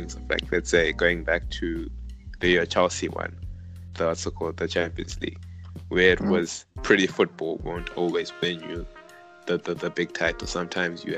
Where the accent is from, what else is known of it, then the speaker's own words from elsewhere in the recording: Zimbabwe; moved away; us guys growing up in Zimbabwe